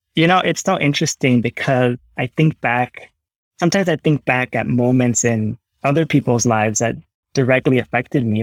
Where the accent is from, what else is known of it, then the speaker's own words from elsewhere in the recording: New Jersey, United States; My parents were born in Puerto Rico, but I was born in New Jersey. Uh, but I was raised with Puerto Rican food and music and tradition